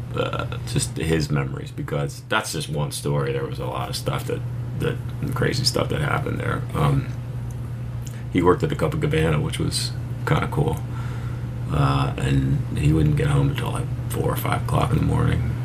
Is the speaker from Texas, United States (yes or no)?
no; Philadelphia, Pennsylvania, United States; moved away; also born or lived in New York City; I grew up in Philly